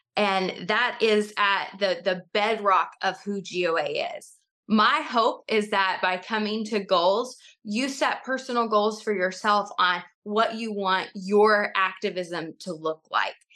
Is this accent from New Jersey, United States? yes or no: no; East Tennessee, United States; also born or lived in Johnson City, Tennessee; I grew up in East Tennessee